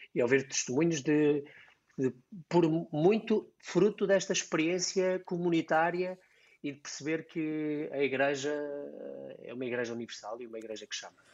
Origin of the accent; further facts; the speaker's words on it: Diocese of Coimbra, Centro, Portugal; aqui na, na Diocese de Coimbra, de onde sou uh, da minha origem